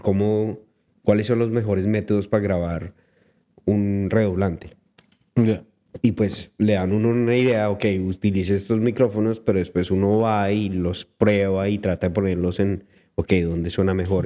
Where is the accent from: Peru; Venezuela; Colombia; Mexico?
Colombia; now in Vancouver, Canada; yo soy colombiano